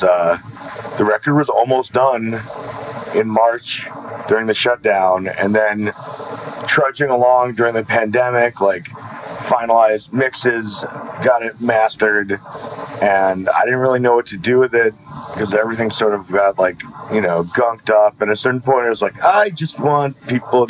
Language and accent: English; New York City, New York, United States; I'm from Kensington, Brooklyn